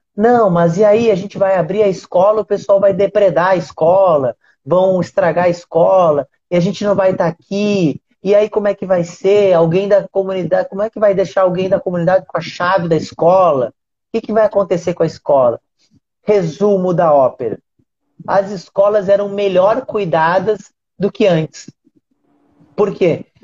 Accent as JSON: {"language": "Portuguese", "region": "Rio Grande do Sul", "country": "Brazil", "moved": "yes", "lives_now": "Rio de Janeiro, Brazil", "said": "hoje eu moro no Rio de Janeiro, mas eu sou do Rio Grande do Sul"}